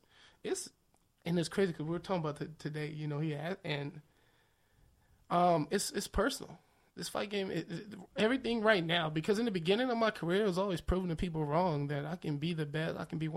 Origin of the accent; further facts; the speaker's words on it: Los Angeles, California, United States; also born or lived in Victorville, California; I grew up in Manchester and Broadway